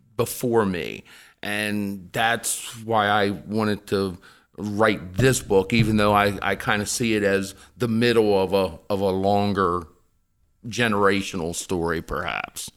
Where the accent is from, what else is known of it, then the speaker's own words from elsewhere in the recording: Eastern Shore, Maryland, United States; my growing up on the Eastern Shore